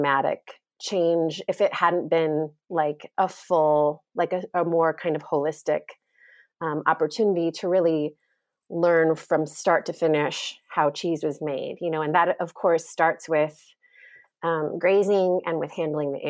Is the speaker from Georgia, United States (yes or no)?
no; Indiana, United States; also born or lived in New York City, United States; now in Vermont, United States; I'm originally from Indiana